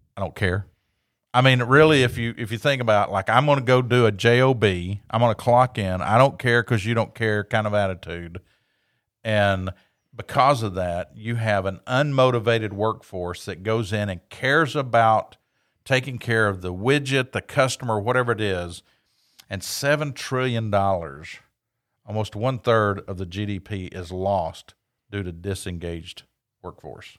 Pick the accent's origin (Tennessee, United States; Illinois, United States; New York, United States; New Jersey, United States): Tennessee, United States; Knoxville; I grew up in Knoxville, Tennessee